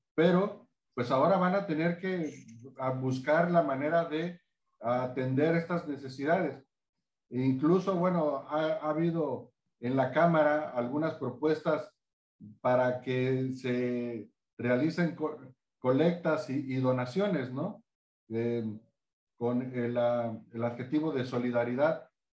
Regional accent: Acapulco, Guerrero, Mexico; quienes somos de Acapulco

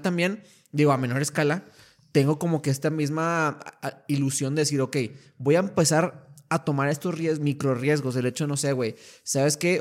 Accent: Torreón, Coahuila, Mexico; moved away as an adult; now in El Paso, United States; yo desde niño, pues te contaba, soy, de Torreón, Coahuila

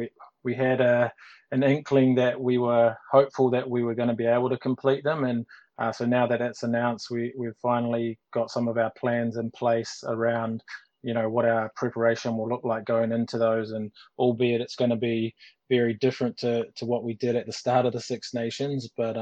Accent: New Zealand; moved away as an adult; now in Ireland; certainly when I came from New Zealand into Ireland, and I was still playing and only finished a couple of years ago.

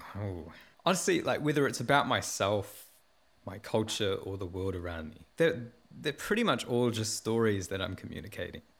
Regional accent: Porirua, Wellington, New Zealand; I was born in Poineke and raised in Porirua. I'm a South Asian Kiwi, and my roots go back to primarily in India

